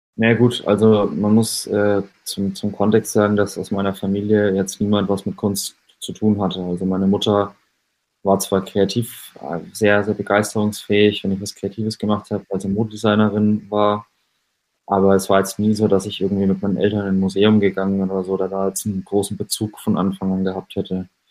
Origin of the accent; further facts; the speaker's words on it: Schweinfurt, Bavaria, Germany; moved away as an adult; also born or lived in Nuremberg; von meinem Heimatort Schweinfurt in kleinen Unterfranken